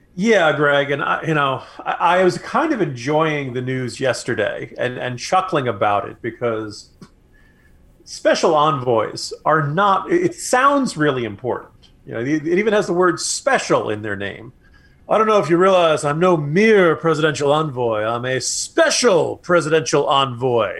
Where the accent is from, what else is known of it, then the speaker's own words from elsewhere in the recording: New Jersey, United States; now in Virginia, United States; a man born and raised in New Jersey